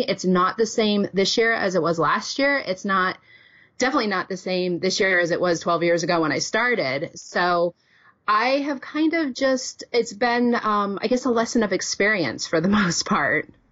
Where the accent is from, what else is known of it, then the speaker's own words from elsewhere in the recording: New England, United States; moved away as an adult; now in Wisconsin, United States; I was born and raised in New England and started teaching there